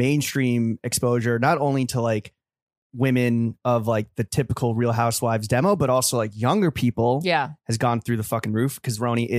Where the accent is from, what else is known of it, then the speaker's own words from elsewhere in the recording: New York, United States; I grew up in New York. I'm half Jewish. I grew up in New York.